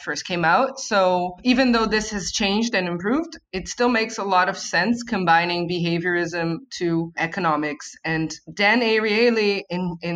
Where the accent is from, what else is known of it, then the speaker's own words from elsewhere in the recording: Rio de Janeiro, Brazil; at least here in Brazil, I'm from Rio